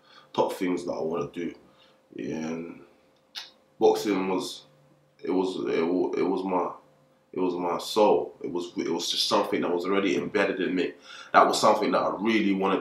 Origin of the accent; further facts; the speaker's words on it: London, United Kingdom; come from Camden Town, Northwest side of the borough, born and raised